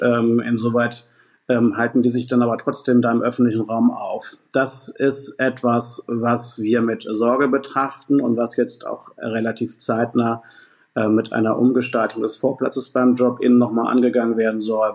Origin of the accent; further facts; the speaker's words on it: Hamburg, Germany; meinen Heimatstadt Altstadt Finkenwerder